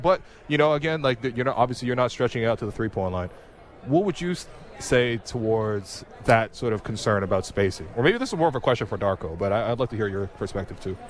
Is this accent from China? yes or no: yes; China; now in Canada; I was born in China I came here and so every time I go back to China I feel like I'm a slightly different person